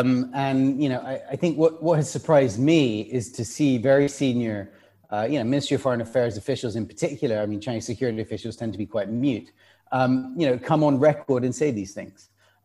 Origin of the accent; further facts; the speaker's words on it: United Kingdom; me being a British person